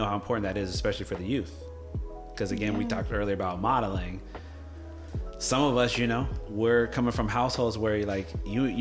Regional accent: Gainesville, Florida, United States; when I was growing up, so I'm from Gainesville, Florida

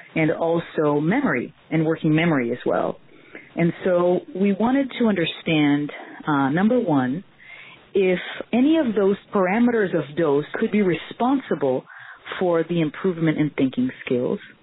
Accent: Brazil; moved away as an adult; now in Miami, United States; I'm actually from Brazil, and that's where I pursued my physical therapy degree.

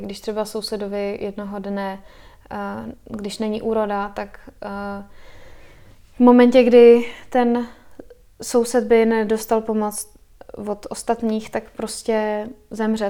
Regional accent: Czechia; also born or lived in United States / Spain; my jako Češi máme blízko k přírodě

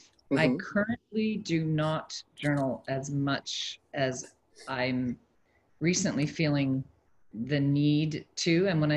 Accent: Canada; also born or lived in Switzerland; now in Dubai, United Arab Emirates; I am a Canadian currently transplanted in Dubai, and I've also lived in other countries around the world. Switzerland, I've lived in three African countries

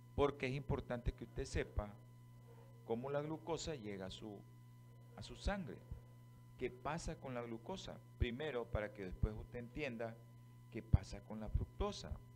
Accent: Nicaragua; así somos nosotros, los nicas.

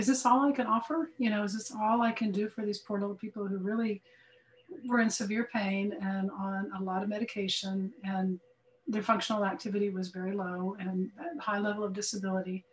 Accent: Dallas, Texas, United States; I'm from Dallas, Fort Worth, Texas

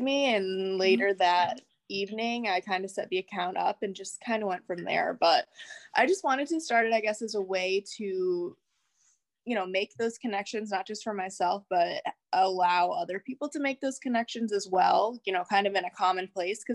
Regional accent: Rochester, New York, United States; I'm from Rochester, New York, which is upstate New York

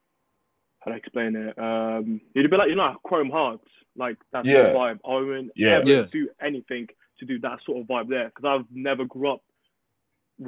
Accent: England, United Kingdom; also born or lived in Portugal / Angola; I grew up in England

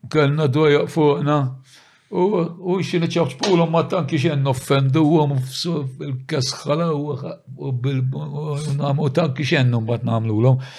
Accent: St. Paul's Bay, Malta; aħna minn San Pawl il-Bahar.

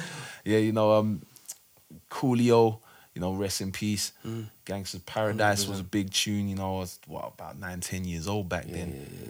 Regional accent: South Norwood, London, United Kingdom; Yeah, I grew up in South Norwood near Crystal Palace. Got into music around the early to mid 90s time.

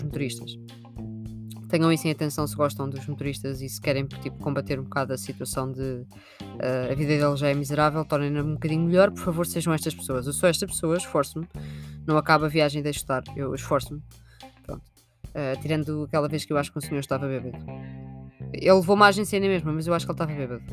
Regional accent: Sintra, Lisbon, Portugal; Eu sou de Sintra

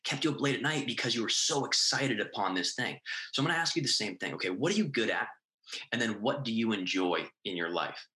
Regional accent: New England, United States; moved away as an adult; now in Miami, United States; I'm from New England. We had moved down to Miami, Florida

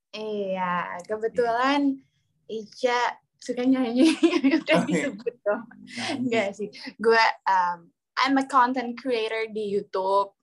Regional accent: Yogyakarta, Special Region of Yogyakarta, Indonesia; aku asli Jogja

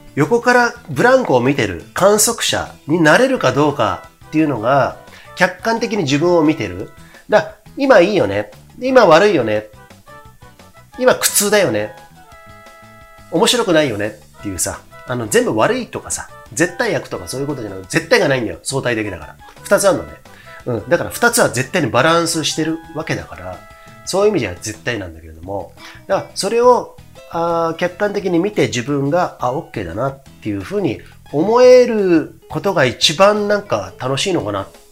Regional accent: Komae, Tokyo, Japan; 東京狛江市っていうとこ僕出身なんですけど

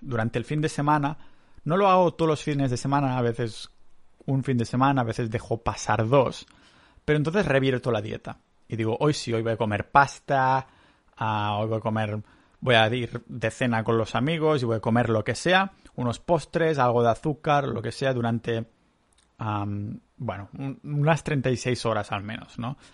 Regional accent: Catalonia, Spain; moved away as an adult; also born or lived in Canada; now in Estonia; yo que soy muy catalán

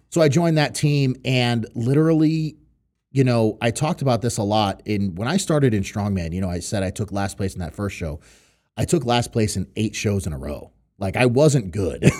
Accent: New York City, New York, United States; moved away; also born or lived in Connecticut / Western Massachusetts; I was actually born and raised in Brooklyn, New York

